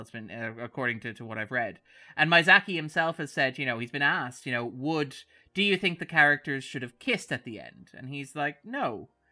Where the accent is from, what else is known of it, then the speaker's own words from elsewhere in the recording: Sligo, Connacht, Ireland; we're from Sligo